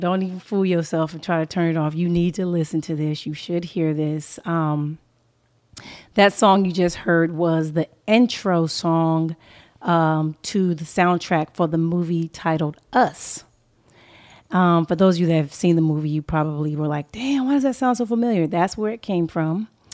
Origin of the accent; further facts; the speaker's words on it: Inglewood, California, United States; moved away as an adult; also born or lived in Pomona, California / Atlanta, Georgia; I was coming from Los Angeles, California. I was raised in a urban community. I was in Inglewood, California, uh, mostly, um, and then Pomona.